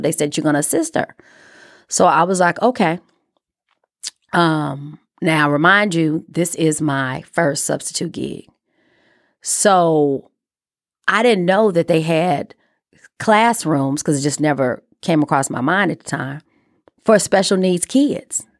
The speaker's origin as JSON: {"language": "English", "town": "Chicago", "region": "Illinois", "country": "United States", "tie": "born or raised there", "said": "I am a kid from Chicago. who went to Catholic school, private school all her life."}